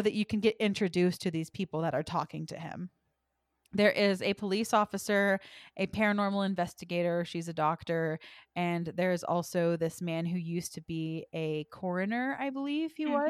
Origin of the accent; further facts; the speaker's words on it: United States; we are American